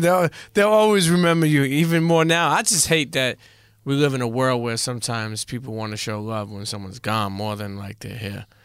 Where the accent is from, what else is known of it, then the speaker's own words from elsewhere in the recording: New York City, New York, United States; I grew up in Coney Island, and then I grew up in Bensonhurst, so I grew up in best of both worlds.